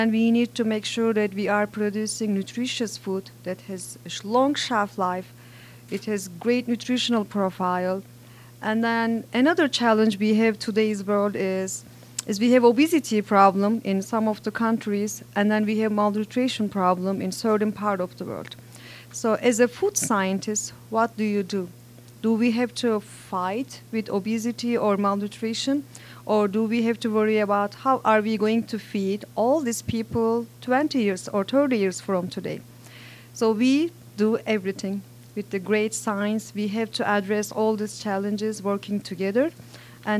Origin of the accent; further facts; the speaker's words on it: Turkey; now in Indiana, United States; I'm originally from Turkey